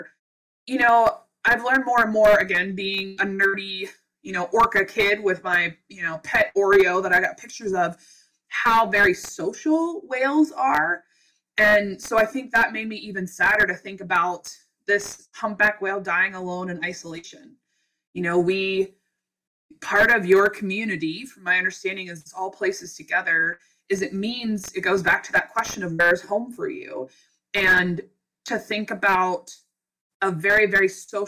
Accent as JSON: {"language": "English", "region": "Western Pennsylvania", "country": "United States", "tie": "born or raised there", "also_born_or_lived": "Alaska", "moved": "as an adult", "lives_now": "Kenai, United States", "said": "I grew up in Western Pennsylvania, where it was like deer country"}